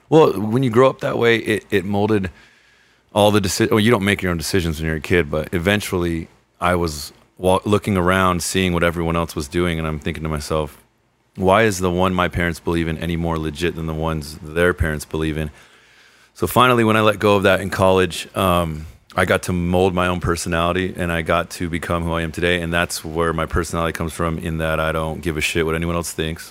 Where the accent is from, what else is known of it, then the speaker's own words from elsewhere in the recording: Redondo Beach, California, United States; also born or lived in Lomita, California; I was born here in the South Bay, just uh, just down in Lomita